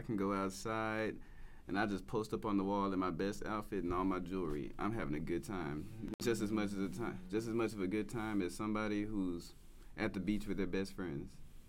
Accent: the South, United States; I'm growing up in the South.

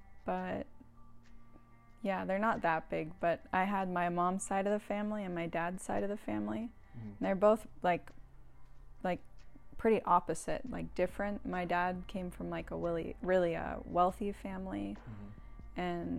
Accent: Santa Barbara, California, United States; It was good. It's like a sleepy beach town. Mm-hmm. It's really beautiful. It's pretty small, so like once I got a little older, I kind of wanted to get out.

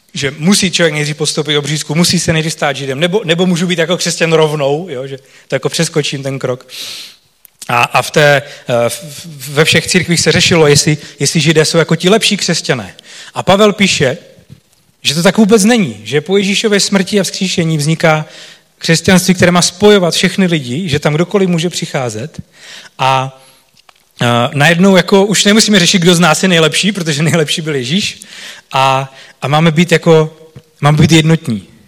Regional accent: Czechia; pro nás Čechy

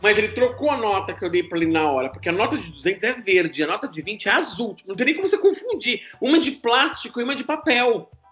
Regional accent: Brazil; a gente é do Brasil

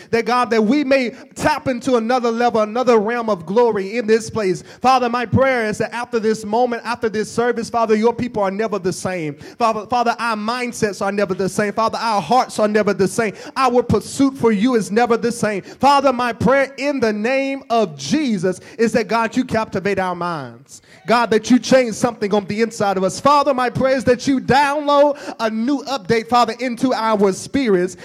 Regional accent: Oxford, Mississippi, United States; I'm from Oxford. It's not too far from here.

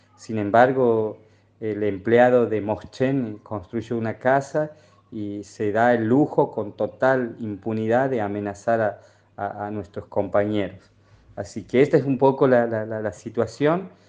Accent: Pozo del Castaño, Santiago del Estero, Argentina; El Pozo del Castaño es una comunidad que está ubicada al norte entre los departamentos Figueroa y Moreno, y ahí nomás está Alberdi, somos eh, base del MOCASE

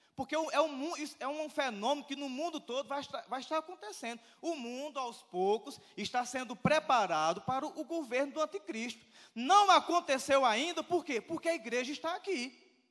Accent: Brazil; eu sou brasileiro

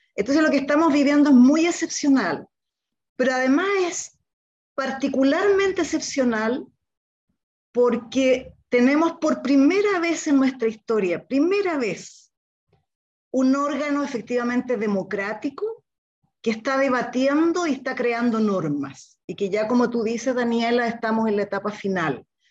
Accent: Chile; now in Santiago, Chile

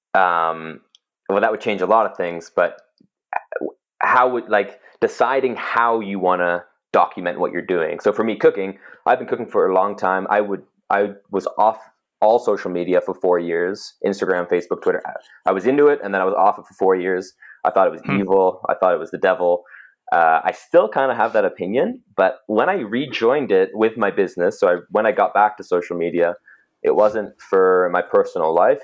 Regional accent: Cochrane, Alberta, Canada; also born or lived in England; when we moved from England to Cochrane when I was seven.

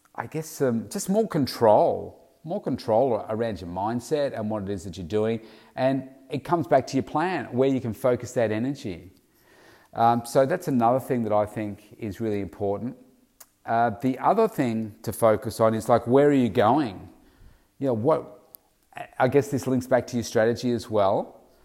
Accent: Victoria, Australia; also born or lived in Melbourne; my home state of Victoria, Australia

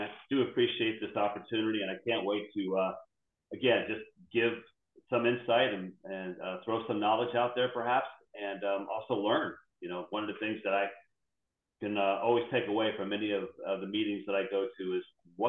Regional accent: Virginia, United States; also born or lived in Florida; So I grew up mainly in Virginia and in South Florida. My dad would bounce back and forth between headquarters up in Washington, D.C. and in Miami. Went to middle school and high school in South Florida.

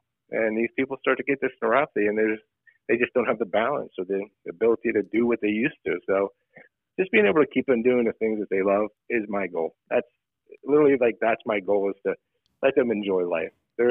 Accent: Pittsburgh, Pennsylvania, United States; Went to North Hills High School and went away for a little bit for schooling and then came back and started my practice in 2004.

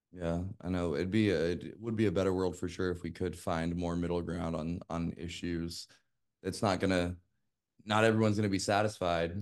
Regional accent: Las Vegas, Nevada, United States; I grew up in Las Vegas

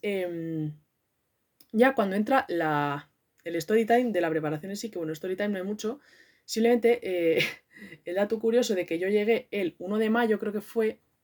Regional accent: Madrid, Community of Madrid, Spain; Soy de Madrid

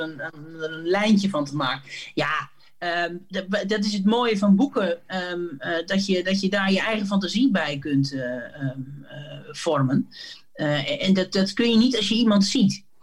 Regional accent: Sappemeer, Groningen, Netherlands; ik ben opgegroeid in Sappemeer

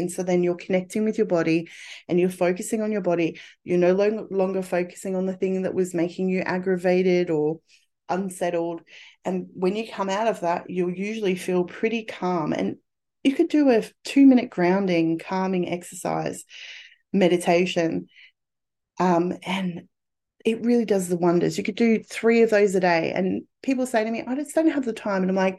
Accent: England, United Kingdom; born there; I was born in spring in England.

